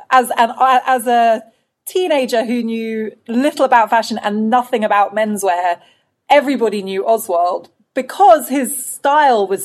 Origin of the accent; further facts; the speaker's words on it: United Kingdom; I think it reflects uh, actually a lot of our experiences of being Black British in a bigger way